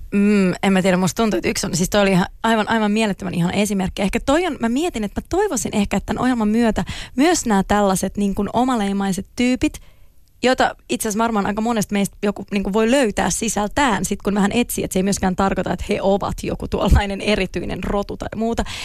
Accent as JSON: {"language": "Finnish", "town": "Klaukkala", "region": "Uusimaa", "country": "Finland", "tie": "born or raised there", "also_born_or_lived": "Helsinki / Turku"}